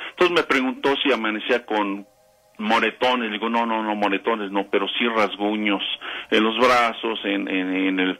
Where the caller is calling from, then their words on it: Ixtapaluca, State of Mexico, Mexico; De Ayotla, Iztapaluca, Estado de México.